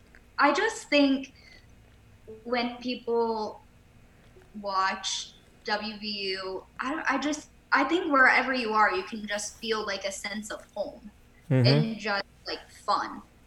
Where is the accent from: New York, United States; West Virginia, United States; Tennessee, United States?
West Virginia, United States; near Mount Clare; We're from Mount Clair, which is literally 15 minutes from my hometown.